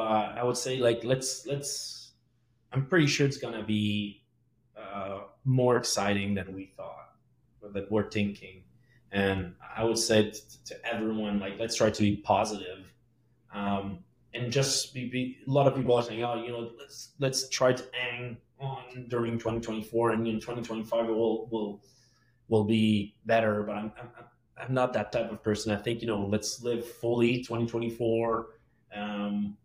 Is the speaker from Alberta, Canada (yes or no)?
no; Quebec, Canada; accent: French Quebecois; English is a second language; now in Montreal, Canada; my French Quebecois accent